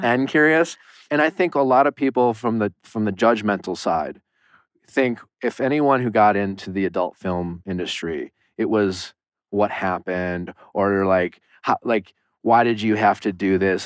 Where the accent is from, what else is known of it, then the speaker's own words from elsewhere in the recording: Waukesha, Wisconsin, United States; moved away as an adult; now in Los Angeles, United States; I'm from Waukesha, Wisconsin